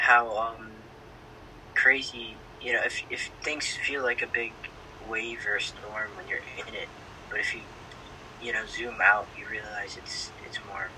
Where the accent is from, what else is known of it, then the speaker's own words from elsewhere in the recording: Weymouth, Massachusetts, United States; I'm from Massachusetts, Weymouth, which is a bit south of Boston, about like a 20-minute drive from Boston. And I'm a senior in high school.